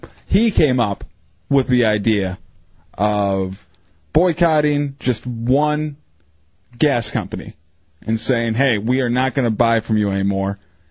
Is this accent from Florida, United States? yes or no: no; Michigan, United States; Yeah, I'm from Michigan, and it seems like Detroit is opening their arms to the refugees.